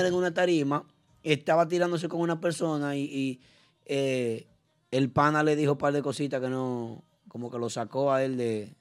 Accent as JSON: {"language": "Spanish", "country": "Dominican Republic", "said": "nosotros como dominicanos"}